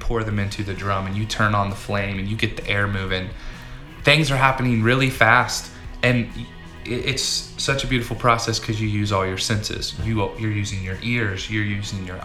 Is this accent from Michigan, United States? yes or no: no; North Carolina, United States; moved away as an adult; also born or lived in Oregon; I'm from North Carolina, but I moved out to Oregon when I was about 18 years old